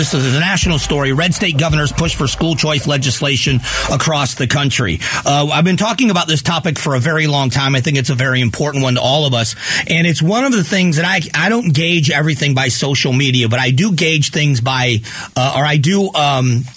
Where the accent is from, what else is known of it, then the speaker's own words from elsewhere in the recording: Fort Myers, Florida, United States; my hometown where I grew up in Fort Myers, Florida